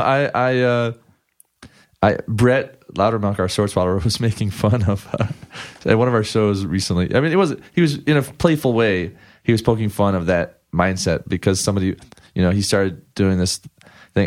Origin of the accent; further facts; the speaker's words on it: Ann Arbor, Michigan, United States; moved away as an adult; also born or lived in Ypsilanti, Michigan / Chicago / Washington, D.C. / New Mexico; now in Los Angeles, United States; I grew up in, like, Ypsilanti, Michigan, and Ann Arbor, Michigan